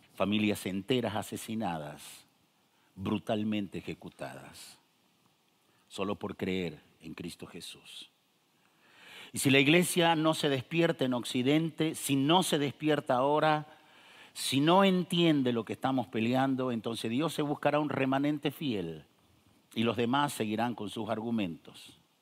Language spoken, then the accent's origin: Spanish; northern Argentina, Argentina; yo nací en el norte de Argentina